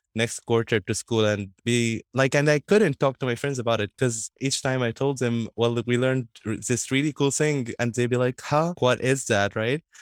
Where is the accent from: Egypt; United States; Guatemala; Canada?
Egypt; in my hometown, like, I continue being an ambassador for the World Literacy Foundation and continue teaching kids.